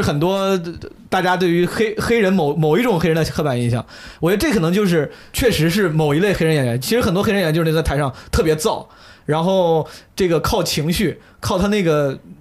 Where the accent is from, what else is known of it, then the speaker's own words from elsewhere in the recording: China; 我作为中国人就不 不是很能共情了